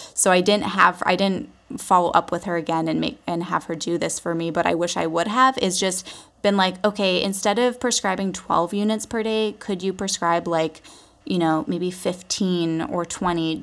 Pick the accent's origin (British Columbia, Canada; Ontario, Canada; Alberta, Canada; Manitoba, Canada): British Columbia, Canada; Vancouver Island; moved away as an adult; also born or lived in Los Angeles; I was born and raised on Vancouver Island, British Columbia, Canada.